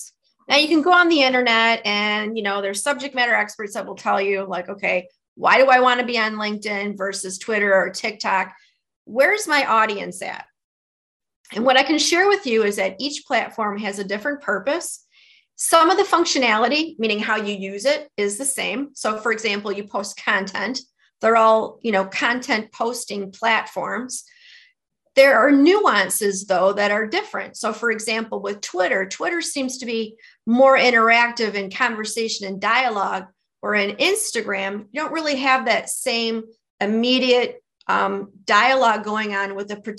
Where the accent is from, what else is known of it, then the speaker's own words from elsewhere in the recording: Detroit, Michigan, United States; accent: Midwestern; you can tell from my accent, my dialect, that I'm a Midwesterner. I'm a native Detroiter